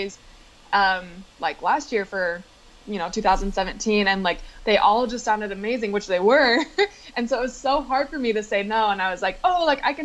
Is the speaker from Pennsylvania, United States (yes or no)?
no; Utah, United States; also born or lived in Salt Lake City; we both grew up in Utah. We both grew up in like really, really small towns